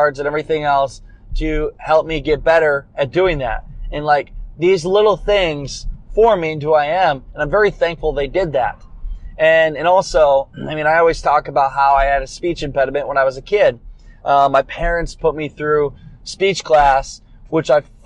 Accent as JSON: {"language": "English", "country": "United States", "tie": "born or raised there", "also_born_or_lived": "Dubuque, Iowa", "said": "I was gonna have to stay in Dubuque, Iowa, an hour away from my hometown for a while"}